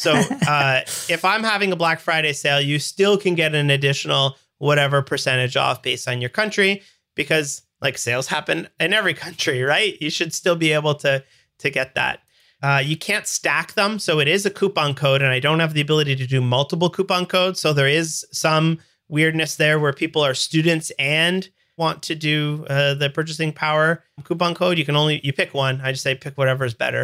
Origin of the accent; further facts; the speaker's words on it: Canada; I'm Canadian